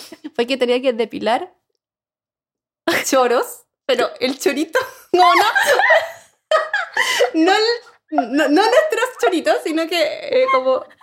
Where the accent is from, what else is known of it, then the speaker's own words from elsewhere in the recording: Chile; moved away as an adult; also born or lived in New Zealand; Entonces hice un blog que era como una chilena viviendo en Nueva Zelanda, en la época cuando no era tan común, ¿cachai?